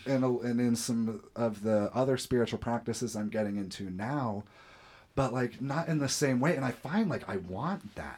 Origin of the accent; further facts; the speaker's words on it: Fort Wayne, Indiana, United States; we're from Fort Wayne